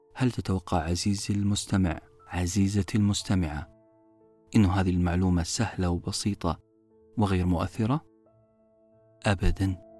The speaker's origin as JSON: {"language": "Arabic", "country": "Saudi Arabia", "said": "نطلقه بالعامية في المملكة العربية السعودية"}